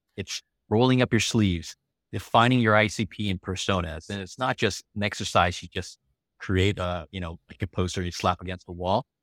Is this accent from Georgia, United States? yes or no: no; Los Angeles, California, United States; first language English; also born or lived in Taiwan / San Francisco Bay Area / Beijing, China; now in San Diego, United States; I grew up in California in Los Angeles